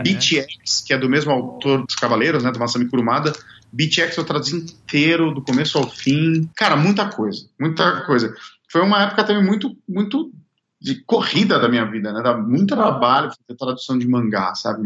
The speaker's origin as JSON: {"language": "Portuguese", "country": "Brazil", "also_born_or_lived": "Japan", "moved": "as an adult", "said": "eu saí do Brasil"}